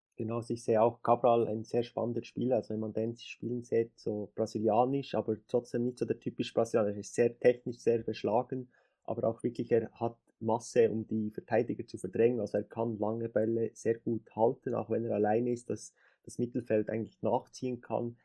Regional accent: Switzerland; ich komme aus der Schweiz

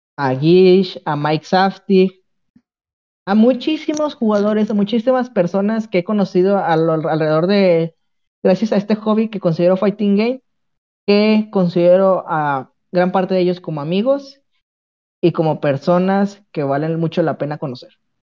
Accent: Mexico; los mexicanos somos

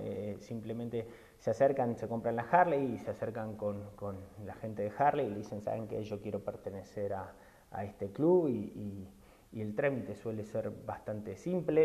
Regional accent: Argentina; moved away as an adult; now in Mexico; soy argentino, que vivo hace 15 años en México

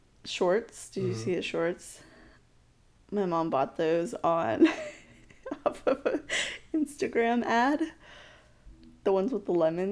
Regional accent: United States; I am American

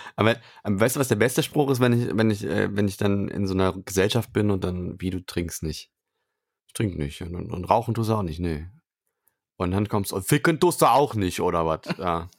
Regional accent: Cologne, North Rhine-Westphalia, Germany; Ich bin ja gebürtiger Kölner

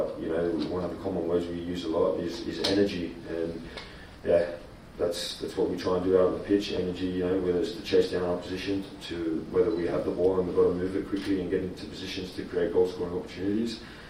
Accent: Australia; what we stand for as being, yeah, the Australian national team and being an Australian.

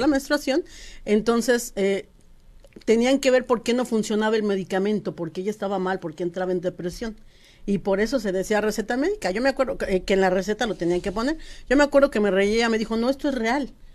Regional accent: Mexico; moved away as an adult; now in United States; Como buena mexicana

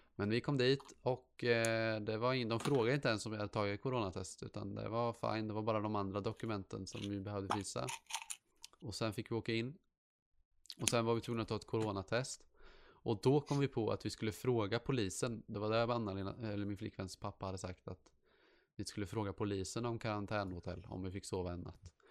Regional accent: Sweden; jag är svensk

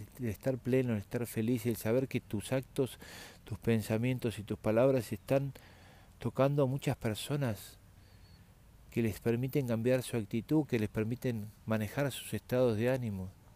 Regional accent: Argentina; somos argentinos

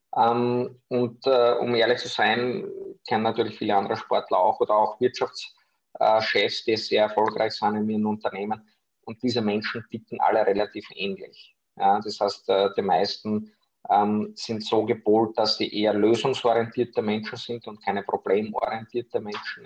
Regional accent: Austria; ich komme aus Österreich, wie man unschwer an meinem Sprachfehler hören kann

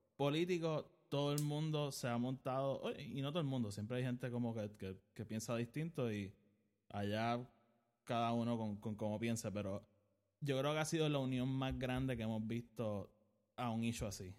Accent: Puerto Rico; yo vivo en Puerto Rico, soy puertorriqueño

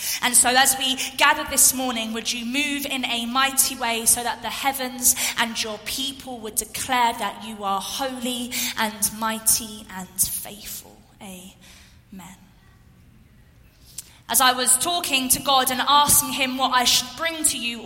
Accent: London, United Kingdom; moved away as an adult; now in Essex, United Kingdom; I grew up in London, back in the UK, and then moved to an area just outside of London about 4 years ago to an area called Essex.

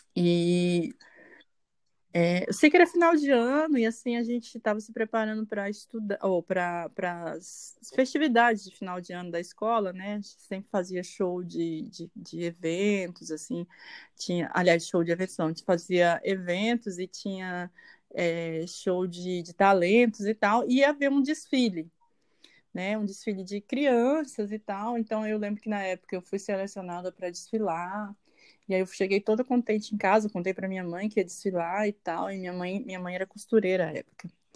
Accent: Porto Nacional, Tocantins, Brazil; now in Palmas, Brazil; Porto Nacional, que é a cidade onde eu nasci, mas eu moro na periferia de Palmas.

